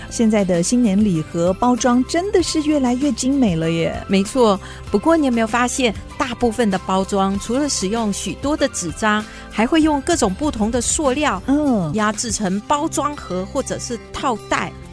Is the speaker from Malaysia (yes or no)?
yes; Johor Bahru, Johor, Malaysia; now in Taiwan; 我们都来自马来西亚的南部柔佛州，嗯。所以我们的家乡就在马来西亚最南端的城市，也就是新山。嗯。我们同样是毕业在新山宽柔中学，这是一所由马来西亚华人社群筹办的华文中学